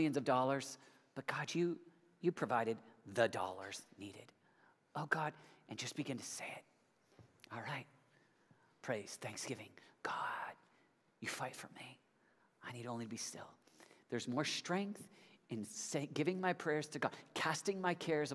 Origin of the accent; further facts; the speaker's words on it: United States; I'm an American